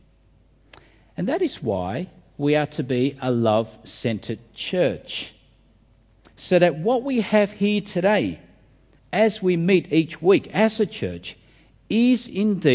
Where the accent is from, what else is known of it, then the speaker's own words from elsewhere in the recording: Australia; our country